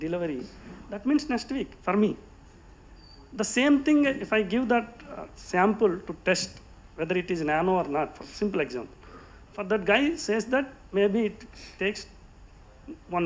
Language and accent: English; India; I am an Indian